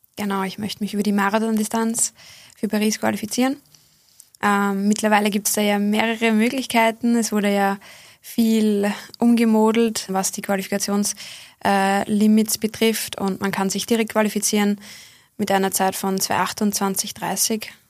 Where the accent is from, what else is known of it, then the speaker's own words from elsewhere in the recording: Bad Fischau-Brunn, Lower Austria, Austria; Ich habe mit sieben oder acht Jahren begonnen in meiner Heimatgemeinde Bad Fischerbrunn